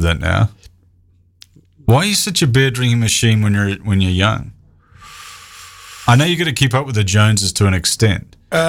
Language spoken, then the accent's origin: English; Waikato, New Zealand; Yeah, but I'm from Waikato.